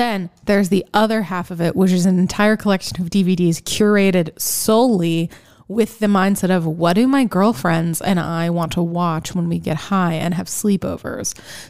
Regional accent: the Valley, California, United States; also born or lived in Los Feliz; now in Sherman Oaks, United States; I'm from the Valley and now I'm back in.

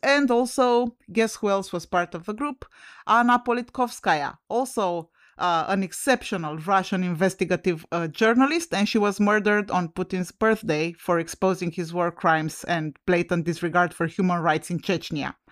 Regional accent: Romania; now in United States; I'm originally from Romania

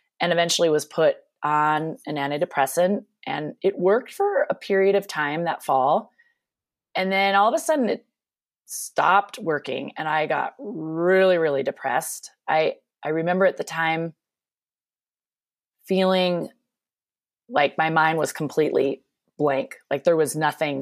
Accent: Minnesota, United States; now in Eagle-Vail, Colorado, United States; I grew up in Minnesota, which you may hear my accent from time to time during this podcast

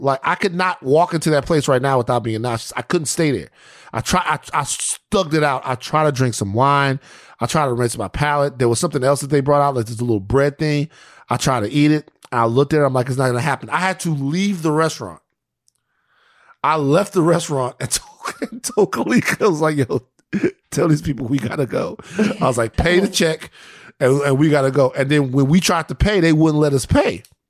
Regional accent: Louisiana, United States; I'm from Louisiana

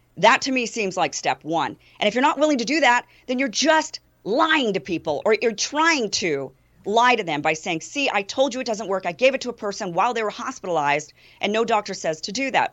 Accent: Idaho, United States; my home state of Idaho

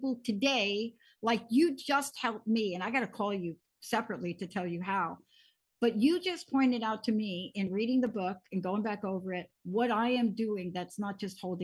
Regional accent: New York City, New York, United States; I come from the Bronx

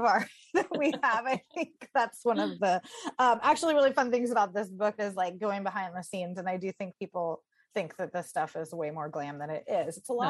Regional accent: San Diego, California, United States; I grew up in San Diego. I went to UC Santa Barbara.

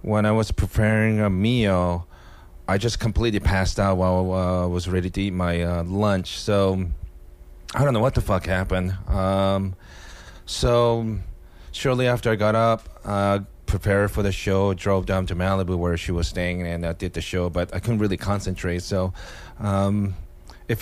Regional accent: Japan; also born or lived in Seattle; now in United States; ethnically Korean, growing up in Japan

